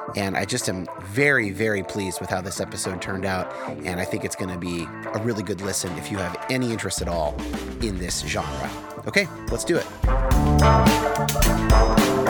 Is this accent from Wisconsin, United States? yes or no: no; California, United States; I was born to, like, two Jesus movement boomers in California